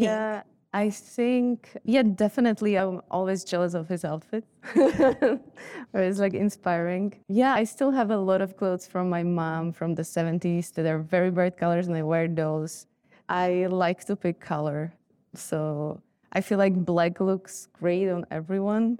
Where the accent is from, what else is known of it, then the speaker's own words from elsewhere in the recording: Bratislava, Bratislava Region, Slovakia; moved away; I grew up in Bratislava